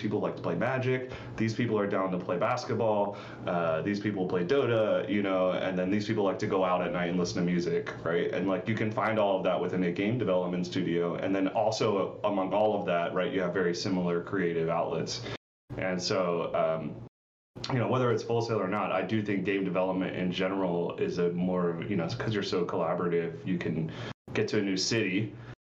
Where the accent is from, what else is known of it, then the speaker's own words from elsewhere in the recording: Crofton, Maryland, United States; moved away as an adult; also born or lived in Bowie, Maryland / Bethesda, Maryland; born in PG County, like Bowie, Maryland, but most of my life I was in Crofton, so Anne Arundel County